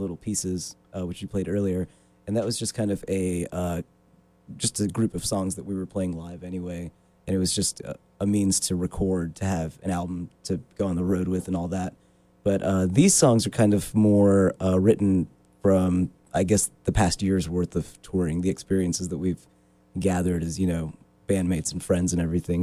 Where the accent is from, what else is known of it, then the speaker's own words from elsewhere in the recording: Richmond, Virginia, United States; we're from Richmond, Virginia.